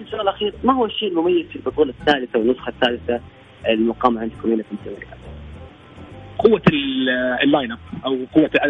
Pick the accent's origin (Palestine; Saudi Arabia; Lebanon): Saudi Arabia; احنا كسعوديين